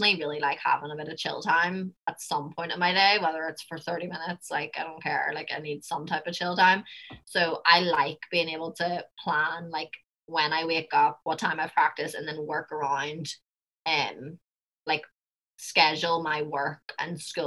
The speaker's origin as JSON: {"language": "English", "town": "Belfast", "region": "Northern Ireland", "country": "United Kingdom", "accent": "Belfast", "moved": "as an adult", "lives_now": "United States", "said": "my Belfast accent"}